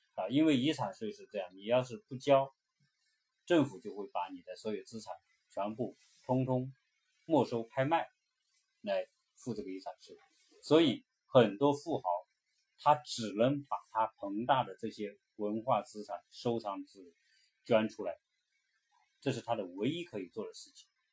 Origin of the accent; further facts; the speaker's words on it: China; now in United States; 我们作为中国人来说